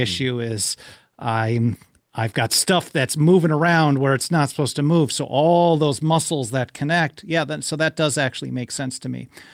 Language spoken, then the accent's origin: English; Milwaukee, Wisconsin, United States; I grew up in Milwaukee